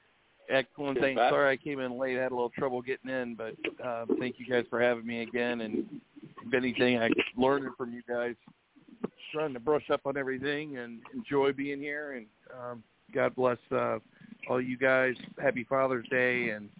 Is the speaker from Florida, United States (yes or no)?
yes; Orlando, Florida, United States; I mean, I grew up in Orlando